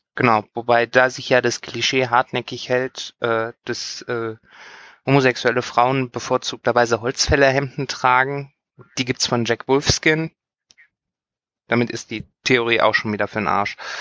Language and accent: German; western Germany, Germany; ich bin im Westen Deutschlands aufgewachsen